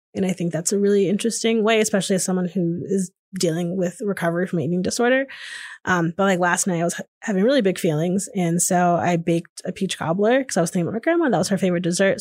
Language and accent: English; Hamden, Connecticut, United States; moved away as an adult; now in Austin, United States; I grew up in Hamden, Connecticut, which is just outside New Haven, Connecticut